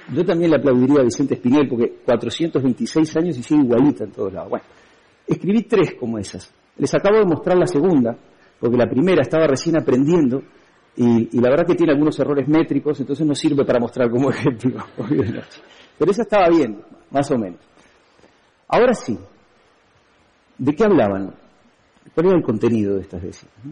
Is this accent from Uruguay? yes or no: yes; Uruguay; moved away as an adult; now in Spain